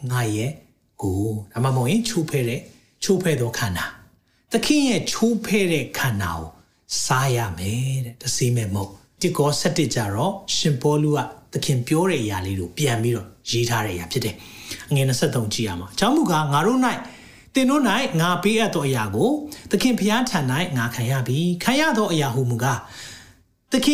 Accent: Myanmar; moved away as an adult; also born or lived in United Kingdom; ကျွန်တော်မြန်မာလူမျိုးတွေအတွက်အဲဘာကြောင့်လဲဆိုတော့ကျွန်တော်2003 2003မှာကျွန်တော် UK နိုင်ငံမှာ

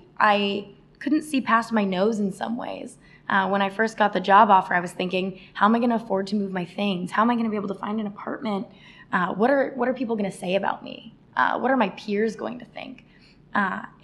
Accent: Arizona, United States; moved away as an adult; now in New York, United States; I moved all the way to the big city, yeah, from Arizona, all by myself as the first of my family to attend college

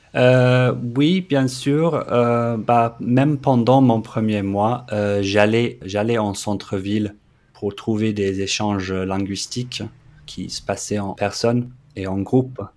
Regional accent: London, United Kingdom; French is a second language; moved away as an adult; also born or lived in Australia; now in Montpellier, France; Le français n'est pas ma langue maternelle. Je suis anglais de Londres

